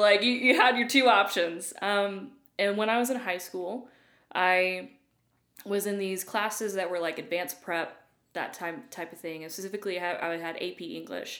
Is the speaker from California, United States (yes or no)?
no; Loudon, Tennessee, United States; moved away as an adult; also born or lived in Illinois / Dayton, Tennessee / Atlanta; now in Brentwood, United States; Loudoun, Tennessee is where I grew up